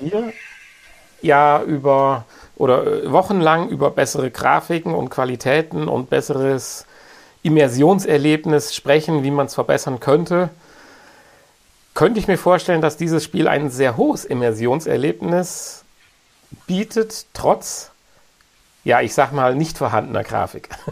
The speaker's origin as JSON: {"language": "German", "country": "Germany", "said": "bei uns in Deutschland"}